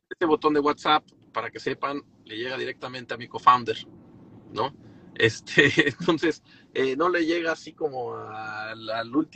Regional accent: Torreón, Coahuila, Mexico; Yo originalmente soy de Torreón.

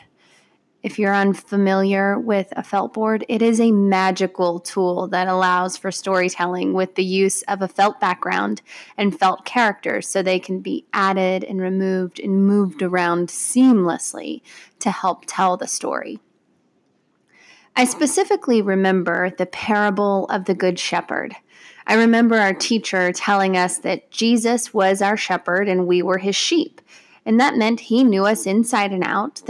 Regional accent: Parkersburg, West Virginia, United States; I grew up in Parkersburg, West Virginia, and my family attended the Pink Church

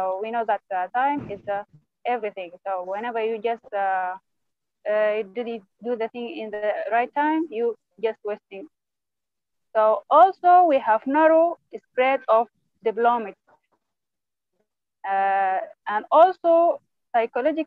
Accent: Sudan; from Sudan

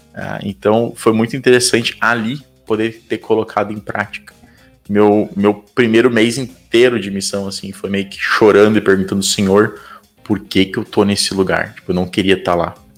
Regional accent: Brazil; also born or lived in United Kingdom; como brasileiro

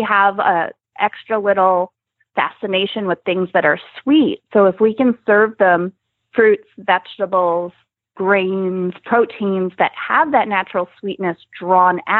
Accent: New Jersey, United States; now in Nebraska, United States; Now I live in Nebraska, but I grew up in New Jersey.

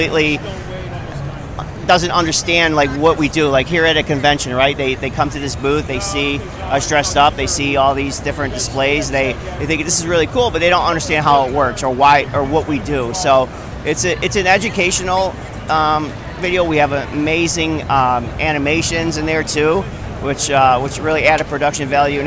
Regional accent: Chicago, Illinois, United States; I'm from Chicago

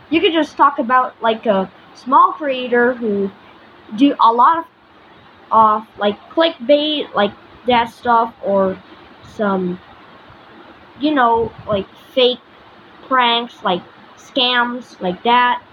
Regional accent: Philippines; I'm from the Philippines, so we have islands on the ocean

